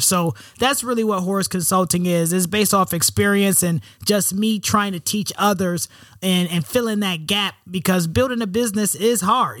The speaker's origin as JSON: {"language": "English", "town": "Rochester", "region": "New York", "country": "United States", "tie": "born or raised there", "also_born_or_lived": "West Coast", "moved": "as an adult", "said": "I'm from Rochester, New York. Um, you know, one of eight single parent household, you know, black single mother, uh, raised in the hood"}